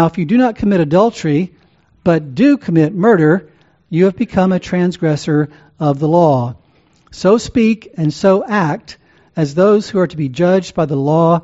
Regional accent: the South, United States; also born or lived in Louisiana; I grew up in the South. My dad was from Mississippi

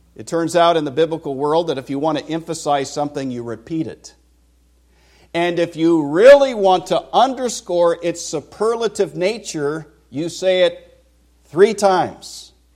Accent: Vacaville, California, United States; moved away as an adult; I grew up in California, was born in Vacaville, nineteen sixty-three. I lived the first twenty-two years of my life there

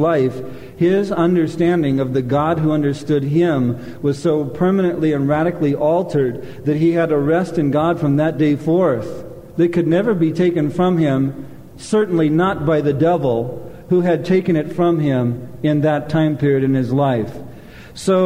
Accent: Anaheim and Long Beach, California, United States; moved away; also born or lived in Glendale, California / Michigan / Minneapolis, Minnesota; grew up in Anaheim and Long Beach

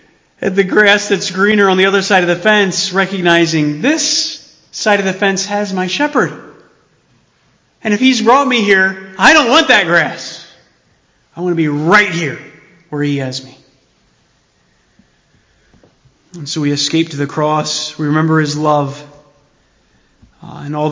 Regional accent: United States; as American Christians

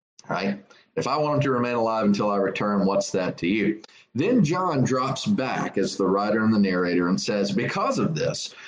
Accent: South Carolina, United States; I'm from South Carolina

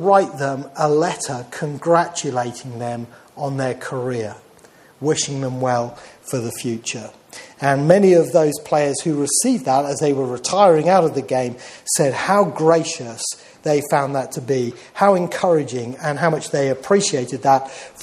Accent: Reading, South East England, United Kingdom; when I was growing up in Reading

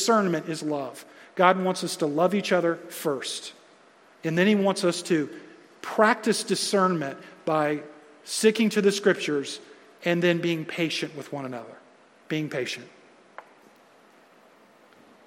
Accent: United States; I love being American

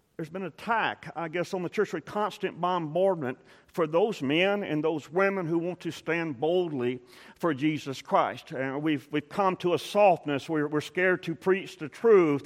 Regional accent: South Texas coast, United States; I grew up on the South Texas coast, and Port O'Connor was, was close.

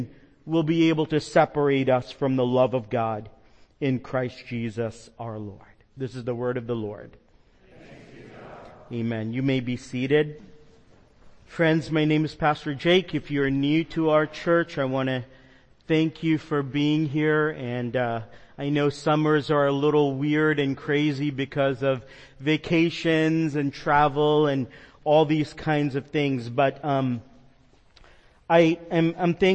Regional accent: the Northeast, New York Metro, United States; moved away; I grew up with fog in the Northeast, being next to the ocean in New York Metro

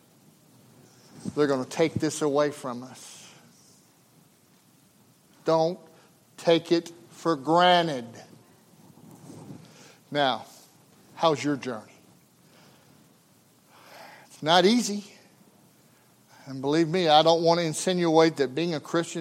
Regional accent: United States; as an American

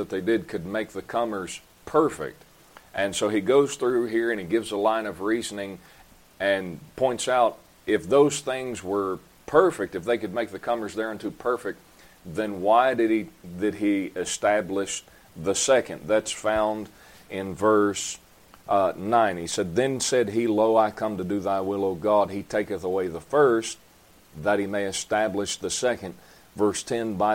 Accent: Folkston, Georgia, United States; also born or lived in Virginia / Delaware; I was practically born and raised in Folkestone

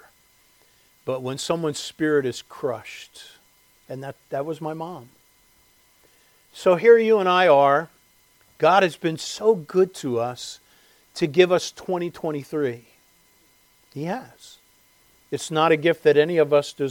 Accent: Westchester, United States; living in the home that I grew up in Westchester

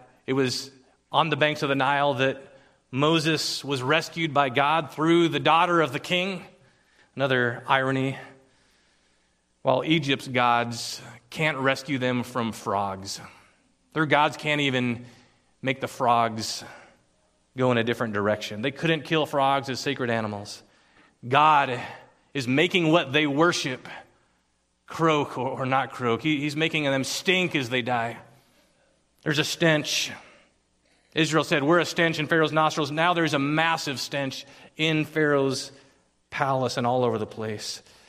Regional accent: Philippines; English is a second language; now in United States; But in the land that I grew up in the Philippines, insects swarm.

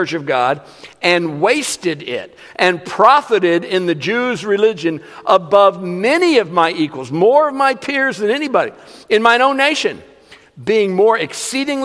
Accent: Kansas City, Missouri, United States; I was born and raised in Kansas City

